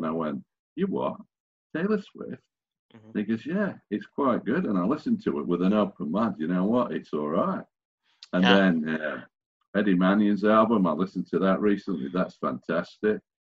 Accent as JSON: {"language": "English", "town": "Sheffield", "region": "Yorkshire and the Humber", "country": "United Kingdom", "said": "So I'm from Sheffield"}